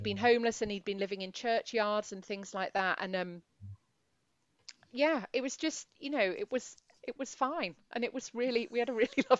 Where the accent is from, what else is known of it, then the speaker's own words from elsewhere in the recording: Edinburgh, Scotland, United Kingdom; I'm from Edinburgh, but if you know, I wasn't bumping into Mez on a daily basis, put it that way, where I was